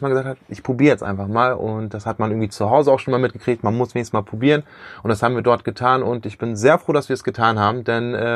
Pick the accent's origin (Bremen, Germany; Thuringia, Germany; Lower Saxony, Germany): Bremen, Germany; now in Osnabrück, Germany; Ich komme aus Osnabrück, ursprünglich aus Bremen und in Osnabrück haben wir unser Büro